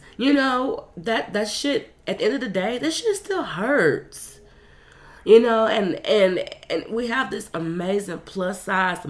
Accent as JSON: {"language": "English", "region": "the South", "country": "United States", "tie": "born or raised there", "said": "growing up in the South"}